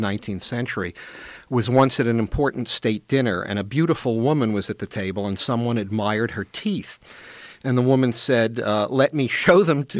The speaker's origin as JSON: {"language": "English", "town": "New York City", "region": "New York", "country": "United States", "tie": "born or raised there", "said": "I grew up in Brooklyn"}